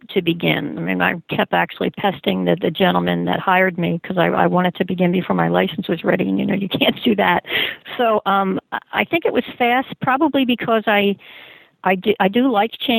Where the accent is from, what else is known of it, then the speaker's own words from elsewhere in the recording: Philadelphia, Pennsylvania, United States; moved away as an adult; also born or lived in Berks County, Pennsylvania; I was originally from Philadelphia, Pennsylvania, and got a teaching job in Berks County, where I now work